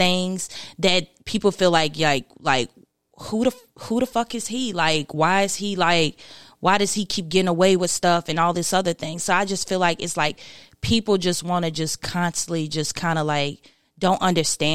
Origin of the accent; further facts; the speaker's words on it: Martinsville, Virginia, United States; also born or lived in Eden, North Carolina; I grew up in Martinsville, Virginia. That's where I grew up most of my life. But Eden, North Carolina is where I'm from, pretty much